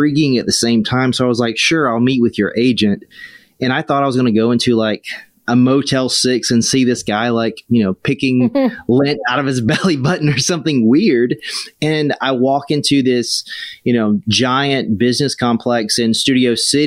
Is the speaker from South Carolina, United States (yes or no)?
yes; South Carolina, United States; moved away as an adult; also born or lived in Hollywood; I grew up in South Carolina